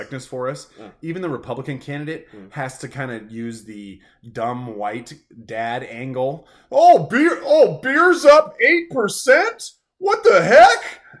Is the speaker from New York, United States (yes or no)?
no; Washington, United States; we're from Washington